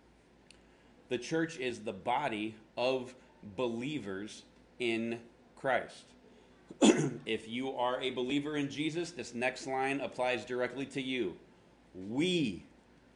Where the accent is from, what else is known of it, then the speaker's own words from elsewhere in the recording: Florida, United States; now in Phoenix, United States; I'm from Florida